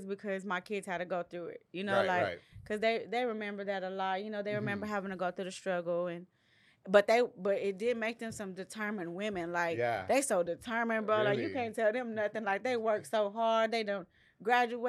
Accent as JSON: {"language": "English", "town": "Waco", "region": "Texas", "country": "United States", "said": "I'm from South"}